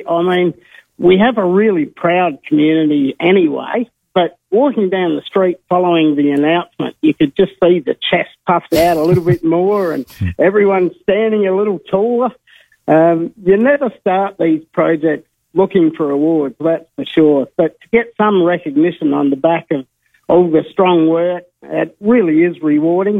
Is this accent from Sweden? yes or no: no; Kimba, South Australia, Australia; I love my hometown.